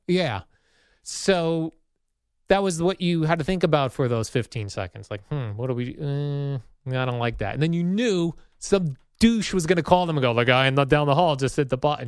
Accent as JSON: {"language": "English", "region": "New Jersey", "country": "United States", "tie": "born or raised there", "also_born_or_lived": "Indiana / Tampa, Florida", "moved": "as an adult", "said": "I grew up in Jersey."}